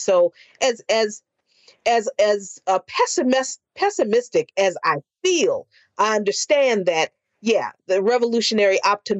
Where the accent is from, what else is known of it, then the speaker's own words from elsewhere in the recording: the South, United States; moved away; because I'm from the South. And interestingly, I grew up around people who acted as if they had no fear.